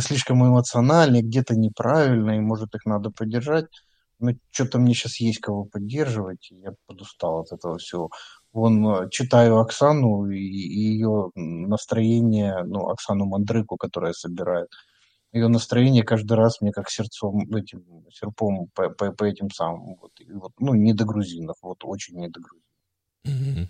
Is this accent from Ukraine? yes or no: yes; Ukraine